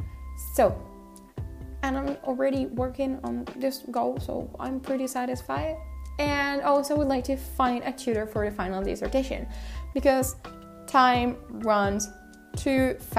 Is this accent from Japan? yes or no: yes; Japan; accent: Japanese; English is a second language; my accent, because I think it's pretty Japanese when I speak Korean, and many other friends are telling me this every time I speak Korean with them